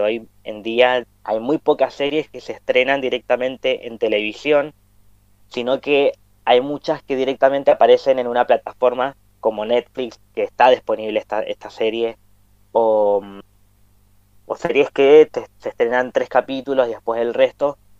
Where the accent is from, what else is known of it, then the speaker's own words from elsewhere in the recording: Mendoza, Argentina; nosotros somos de Mendoza, Argentina, hablamos español